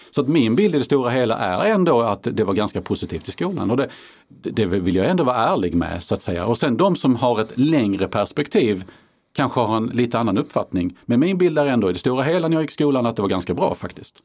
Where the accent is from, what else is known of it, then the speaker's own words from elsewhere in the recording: Karlskrona, Blekinge, Sweden; min hemkommun Karlskrona